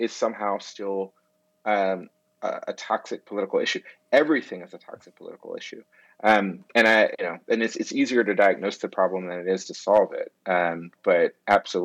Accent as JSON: {"language": "English", "region": "Georgia", "country": "United States", "tie": "born or raised there", "said": "I grew up in Georgia"}